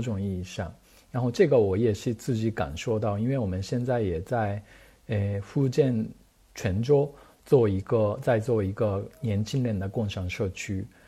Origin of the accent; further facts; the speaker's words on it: Japan; Chinese is a second language; moved away as an adult; now in Beijing, China; 因为我是日本人嘛